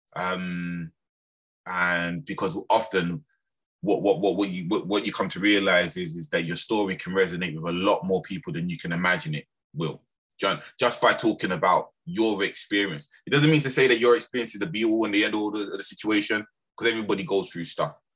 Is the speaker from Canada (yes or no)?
no; London, United Kingdom; also born or lived in Birmingham / Lewisham; I was actually raised in, in, in London, in Lambeth